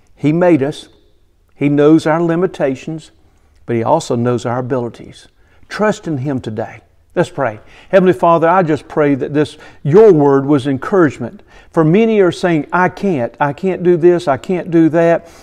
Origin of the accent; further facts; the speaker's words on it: Bishopville, South Carolina, United States; I grew up near Bishopville, South Carolina